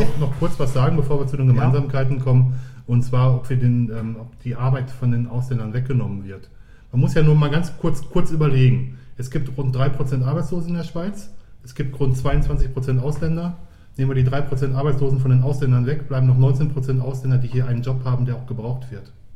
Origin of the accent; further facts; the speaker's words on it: Ruhr area, North Rhine-Westphalia, Germany; moved away as an adult; now in Switzerland; Ich komme aus dem Ruhrgebiet